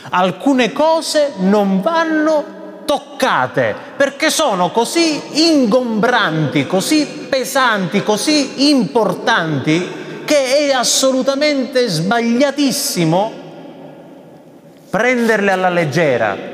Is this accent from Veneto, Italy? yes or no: yes; Veneto, Italy; E eh, sai, sono veneto, eh, ho parenti in Veneto, non li ho mai sentiti bestemmiare.